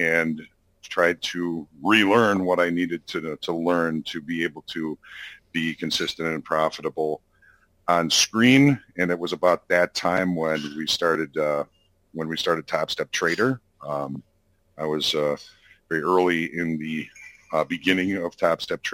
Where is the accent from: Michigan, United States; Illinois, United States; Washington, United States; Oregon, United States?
Illinois, United States; Chicago; I was born and raised in and around Chicago.